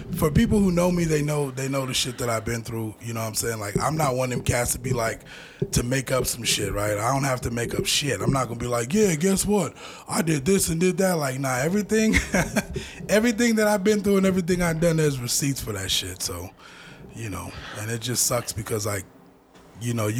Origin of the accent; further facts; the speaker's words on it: Denver, Colorado, United States; I was born in the Gloville Projects in that bottom room